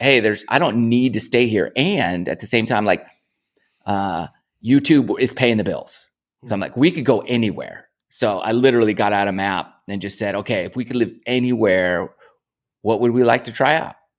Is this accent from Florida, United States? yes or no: no; California, United States; moved away as an adult; now in Georgia, United States; I grew up in California